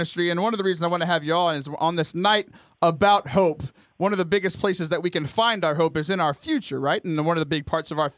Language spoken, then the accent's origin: English; Houston, Texas, United States; I grew up in the Diocese of Galveston, Houston